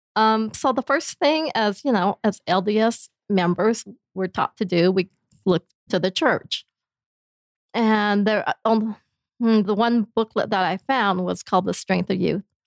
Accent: Blackfoot, Idaho, United States; now in Princeton, United States; I'm originally from Blackfoot, Idaho, but my parents came from China, and we were the only Chinese family in the entire town, so it was a kind of a interesting childhood there

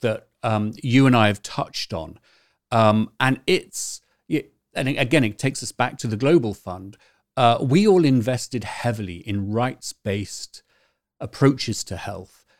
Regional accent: United Kingdom; also born or lived in Canterbury; now in California, United States; we're both British

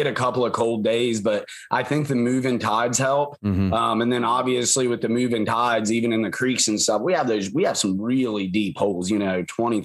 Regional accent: Shenandoah Valley, Northern Virginia, United States; moved away; I grew up in Virginia. Actually right there in that, where outside, it's Northern Virginia, but mm-hmm. not the DC part

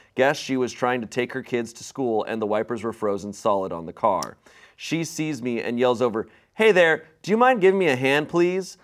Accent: Arizona, United States; also born or lived in Virginia; now in Los Angeles, United States; growing up in Arizona

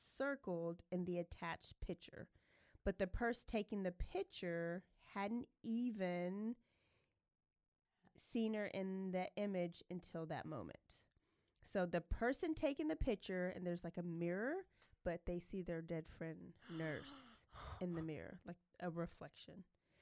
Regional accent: Elmont, New York, United States; Nope, don't. And I'm from Elmont.

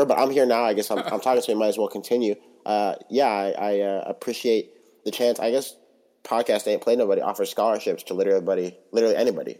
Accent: Pittsburgh, Pennsylvania, United States; I am from Pittsburgh. I work remotely out of Pittsburgh

